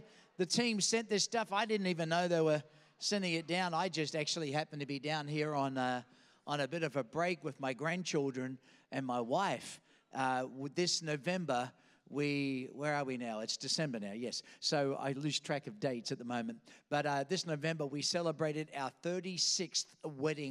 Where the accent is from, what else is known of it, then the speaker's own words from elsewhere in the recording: Australia; accent: Australian; also born or lived in Queens, New York; now in Virginia Beach, United States; I was born in Queens, New York, kidnapped by aliens, taken in a spaceship to some foreign place called Australia, where I picked up this funny accent